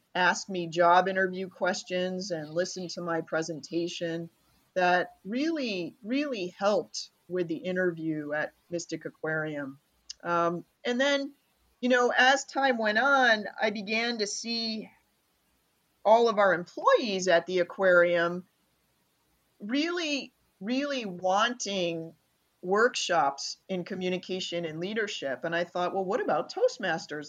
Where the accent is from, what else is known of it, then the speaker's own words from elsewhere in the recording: Rochester, New York, United States; moved away; I'm from Rochester, New York